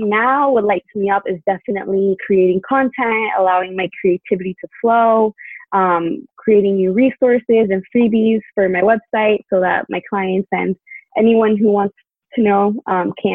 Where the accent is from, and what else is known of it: Miami, Florida, United States; born or raised there; moved away as an adult; also born or lived in Tallahassee, Florida; now in California, United States